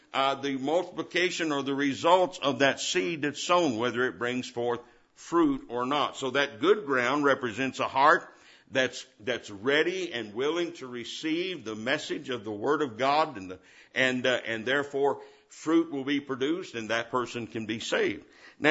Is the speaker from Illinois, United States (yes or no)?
no; Indiana, United States; I was born and raised in Indiana